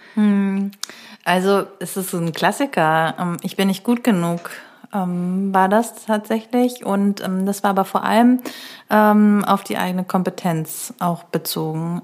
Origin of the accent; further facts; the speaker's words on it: Neustrelitz, Mecklenburg-Vorpommern, Germany; now in Berlin, Germany; ich komme ja aus Neustrelitz